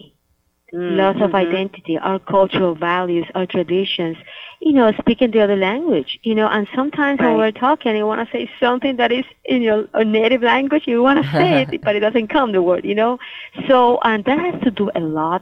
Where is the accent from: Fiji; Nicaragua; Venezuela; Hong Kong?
Nicaragua; now in Miami, United States; I am from Nicaragua